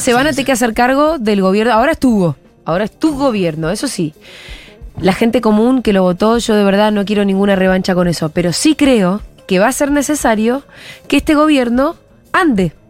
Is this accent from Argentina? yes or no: yes; Bariloche, Río Negro, Argentina; moved away; Yo soy de Bariloche